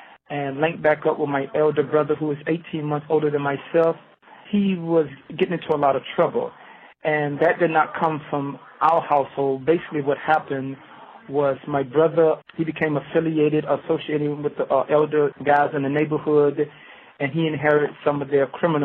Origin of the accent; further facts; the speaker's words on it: Savannah, Georgia, United States; now in Ohio, United States; I'm originally from Savannah, Georgia.